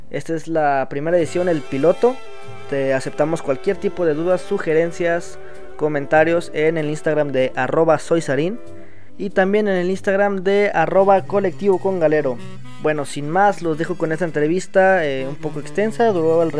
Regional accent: Cancún, Quintana Roo, Mexico; soy de Cancún, estoy en Cancún.

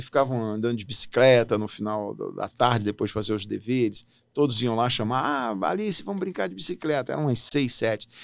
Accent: Brasília, Federal District, Brazil; moved away as an adult; also born or lived in Natal, Rio Grande do Norte; now in Hamamatsu, Japan; eu nasci em Natal, vim para Brasília com seis anos de idade e fiz toda a minha trajetória escolar é, aqui, no, aqui em Brasília

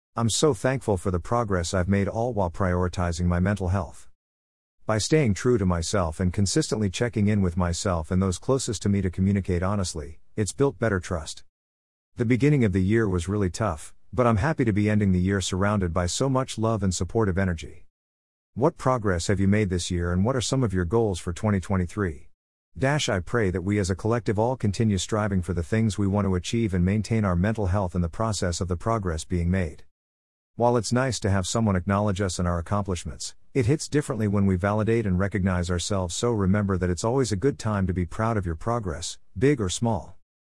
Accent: New York City, New York, United States; moved away as an adult; my hometown of New York City

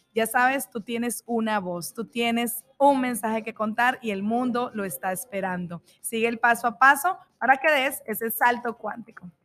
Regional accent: Colombia; now in Mexico; Yo soy colombiana, vivo en México

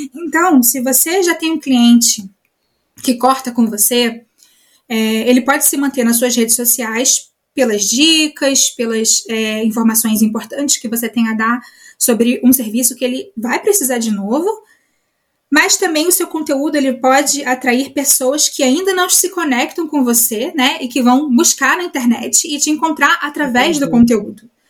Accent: Rio de Janeiro, Brazil; moved away as an adult; now in Germany; eu sou carioca

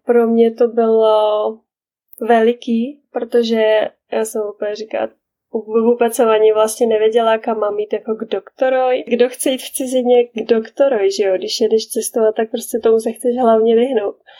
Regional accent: Czechia; first language Czech; moved away as an adult; now in Canada; já jako Češka

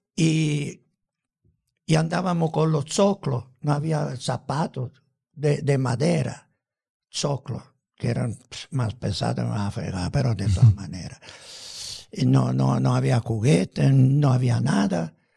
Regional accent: Palermo, Sicily, Italy; Spanish is a second language; moved away as an adult; also born or lived in Rome, Italy; now in Hermosillo, Mexico; en mi tierra, en Sicilia

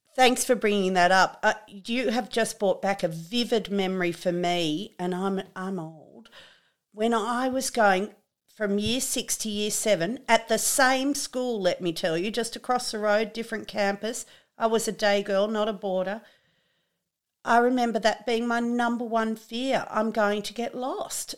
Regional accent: Trangie, New South Wales, Australia; I'm from Trangie

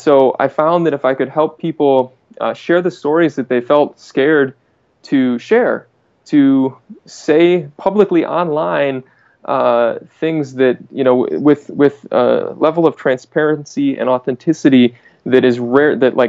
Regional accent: Michigan, United States; So I'm in Michigan right now and I'm from Michigan

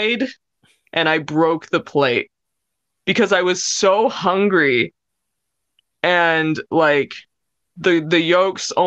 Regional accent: United States; growing up in America, like in my high school years

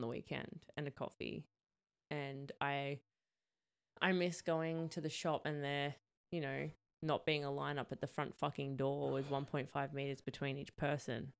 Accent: New South Wales, Australia; now in Queensland, Australia; I'm from New South Wales

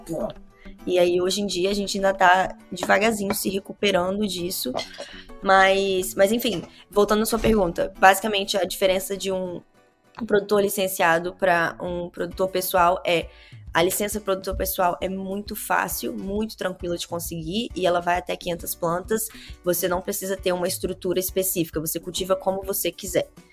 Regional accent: Vitória, Espírito Santo, Brazil; moved away as an adult; now in Canada; eu sou de Vitória, Espírito Santo, no Brasil

